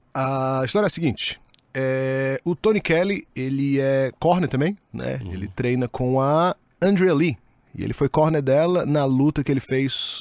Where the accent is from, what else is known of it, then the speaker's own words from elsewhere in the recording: Ceará, Brazil; also born or lived in Fortaleza; sou do Ceará